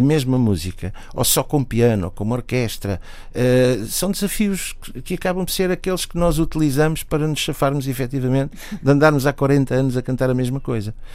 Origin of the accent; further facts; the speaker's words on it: Lisbon, Portugal; como Lisboeta